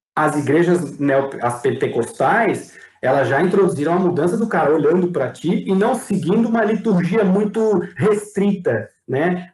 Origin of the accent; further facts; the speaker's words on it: Santa Catarina, Brazil; Eu como brasileiro catarinense